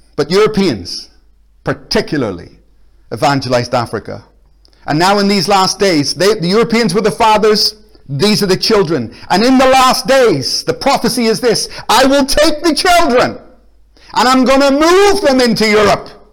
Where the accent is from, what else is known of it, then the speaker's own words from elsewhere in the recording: Belfast, Northern Ireland, United Kingdom; now in Glasgow, United Kingdom; I'm from Belfast. I'm actually Irish